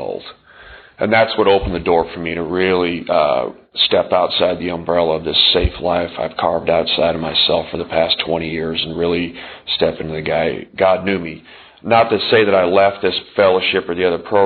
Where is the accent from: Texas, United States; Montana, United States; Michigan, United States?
Montana, United States; moved away as an adult; also born or lived in southern Indiana; I grew up in Montana